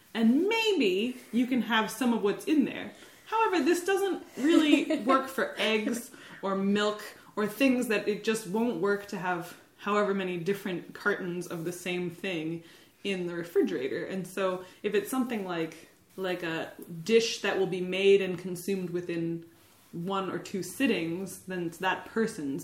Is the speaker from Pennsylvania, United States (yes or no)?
yes; Nazareth, Pennsylvania, United States; now in Burlington, United States; I'm from Pennsylvania, Dutchland, in a town known as Nazareth, home of Martin Guitar.